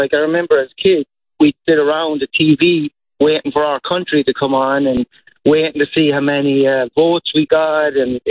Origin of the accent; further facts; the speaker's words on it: Ireland; moved away; I'm Irish.